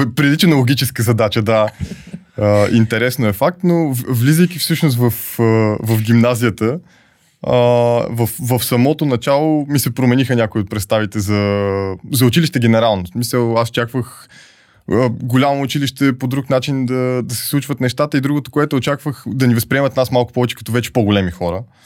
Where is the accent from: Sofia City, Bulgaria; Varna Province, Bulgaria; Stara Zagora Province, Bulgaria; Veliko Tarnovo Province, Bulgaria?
Sofia City, Bulgaria; Sofia; Роден съм в София, макар че може би първите 7-8 години от живота си приоритетно през повечето време а, прекарвах при баба си и дядо си на село.